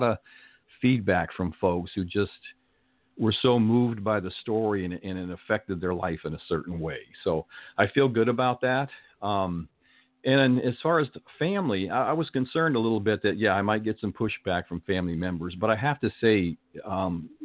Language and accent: English; Arizona, United States; moved away as an adult; also born or lived in Canton, Ohio; now in Southern California, United States; We moved to Arizona when I was about 6 years old.